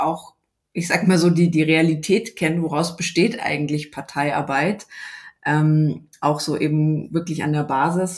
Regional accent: Munich, Bavaria, Germany; ich bin eben aus München

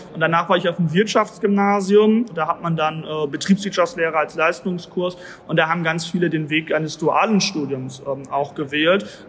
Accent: Bielefeld, North Rhine-Westphalia, Germany; als Bielefelder

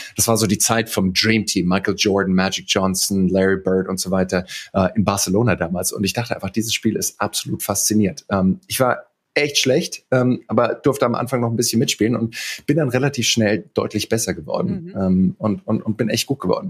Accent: Heidelberg, Baden-Württemberg, Germany; also born or lived in Greenville, South Carolina; Ich bin in Heidelberg groß geworden

